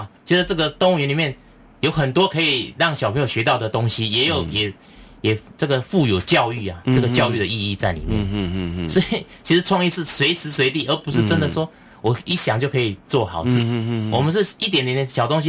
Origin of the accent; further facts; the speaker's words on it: Tainan, Taiwan; 那我的家乡是安平，台南的安平。